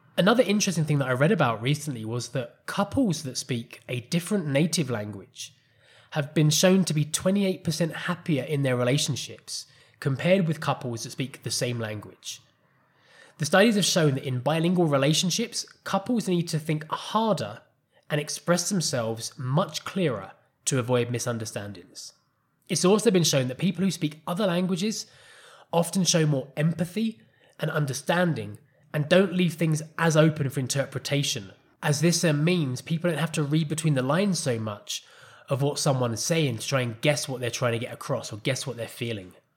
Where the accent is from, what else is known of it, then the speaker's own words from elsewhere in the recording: England, United Kingdom; first language English; moved away as an adult; also born or lived in Costa Rica; now in Colombia; as an English person